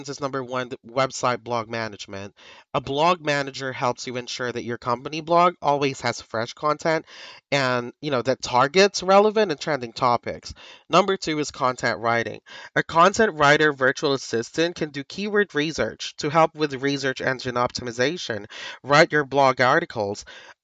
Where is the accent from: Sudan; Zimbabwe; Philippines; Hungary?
Philippines; But people here in the Philippines, like myself, I'm a Filipino VA.